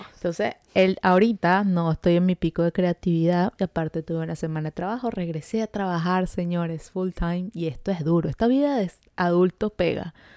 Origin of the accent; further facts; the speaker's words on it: Venezuela; now in Montreal, Canada; nosotras somos dos amigas venezolanas que llevamos viviendo ya varios añitos en Montreal